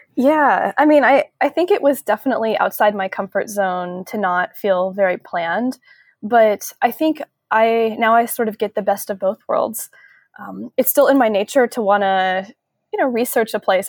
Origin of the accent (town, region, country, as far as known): a suburb outside of Seattle, Washington, United States; born or raised there; moved away as an adult; also born or lived in San Francisco Bay Area; now in San Francisco, United States